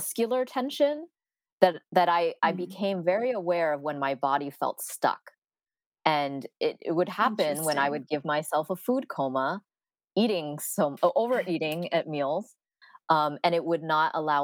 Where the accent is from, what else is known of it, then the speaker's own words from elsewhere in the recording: San Francisco, California, United States; I am born and raised in San Francisco, so very, you know, the Bay Area is my home